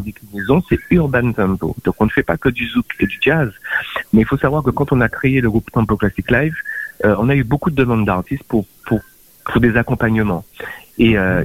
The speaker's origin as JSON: {"language": "French", "country": "Guadeloupe", "also_born_or_lived": "France", "moved": "yes", "said": "quand je suis parti de la Guadeloupe"}